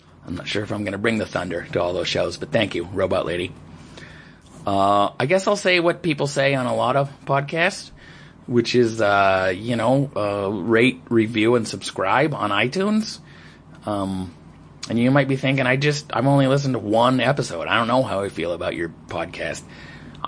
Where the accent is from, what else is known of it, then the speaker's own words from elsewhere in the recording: United States; as an American in Pakistan